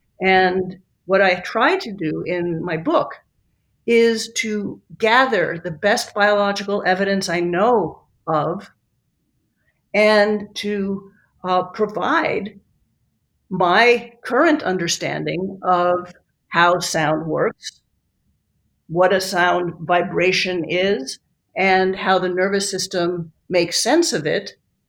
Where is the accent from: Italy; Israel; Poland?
Italy; also born or lived in New York, United States; You know, I grew up in Italy. I grew up in New York. I don't feel like I'm a New Yorker. I don't feel like I am an Italian.